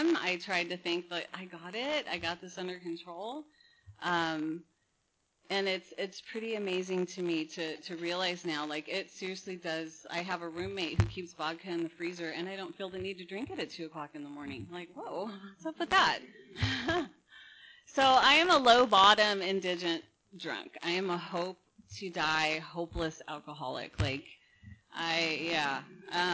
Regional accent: Napa, California, United States; now in Huntington Beach, United States; I was born in Napa, in wine country

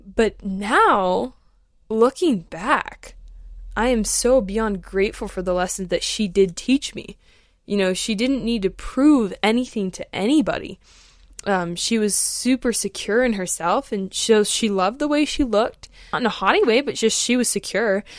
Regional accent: Alaska, United States; moved away; also born or lived in Colorado / Outer Banks, North Carolina; I grew up in Alaska, and then I lived out in Colorado for a few years, and then I moved, um, to the Outer Banks in North Carolina when I was eighteen.

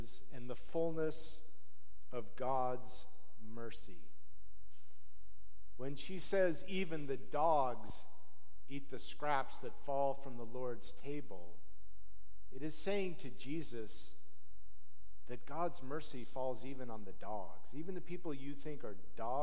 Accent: Salt Lake City, Utah, United States; I grew up in Salt Lake City, Utah, in an affluent neighborhood

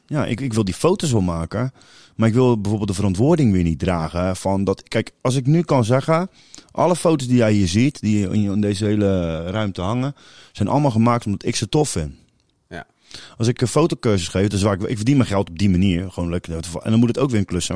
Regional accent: Capelle aan den IJssel, South Holland, Netherlands; ik kom zelf uit Kralingse Veer

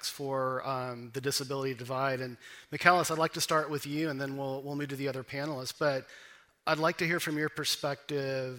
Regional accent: United States; I'm an American.

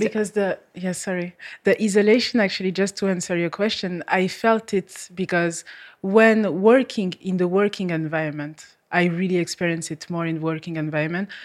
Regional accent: France; English is a second language; moved away as an adult; now in Malta; I come from France

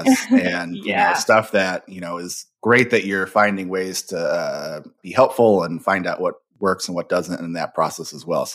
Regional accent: Michigan, United States; I'm from Michigan

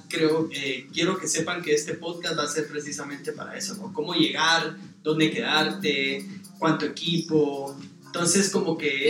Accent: Guatemala; soy guatemalteco

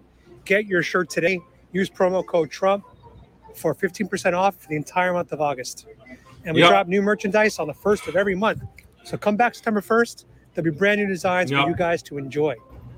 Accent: Guadalajara, Jalisco, Mexico; moved away; Guadalajara. Really? Yeah, yo soy un tapatío.

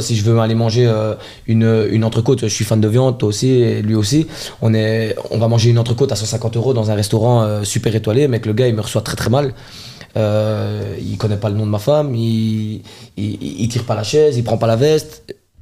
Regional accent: Charleroi, Wallonia, Belgium; je suis un enfant de Charleroi

